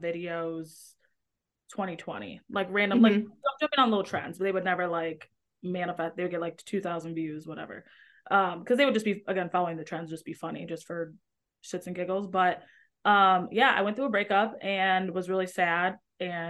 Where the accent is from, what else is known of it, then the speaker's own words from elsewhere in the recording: Metro Detroit, Michigan, United States; moved away as an adult; now in Chicago, United States; in Michigan, like Metro Detroit or outside of Detroit